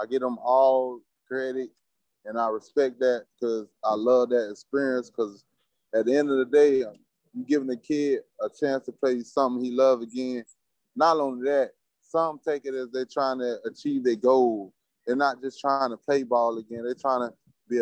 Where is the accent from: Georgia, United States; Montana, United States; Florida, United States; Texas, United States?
Florida, United States; I'm from Florida